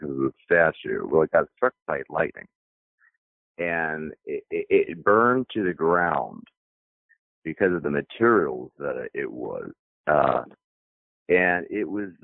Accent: Dayton, Ohio, United States; moved away as an adult; also born or lived in Vermont / New York / Seattle; I grew up for 18 years here

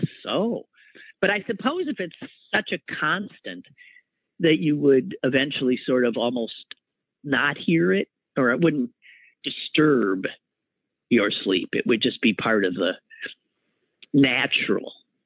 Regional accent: Green Bay, Wisconsin, United States; moved away; It's from the Packers, my hometown.

